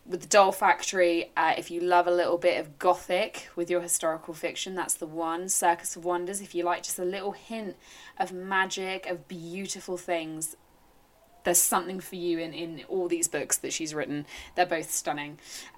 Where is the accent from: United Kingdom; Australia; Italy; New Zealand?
United Kingdom; England; We're English, so when we get like a tiny glimpse of sun, we're like, oh, I'm in Devon and it has been raining pretty much all day.